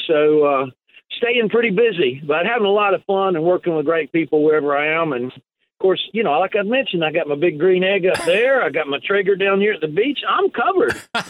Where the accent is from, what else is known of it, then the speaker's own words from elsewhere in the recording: Cleveland, Tennessee, United States; And I'm originally from Cleveland, Tennessee. That's where I was born. My family actually lives in Cleveland, Tennessee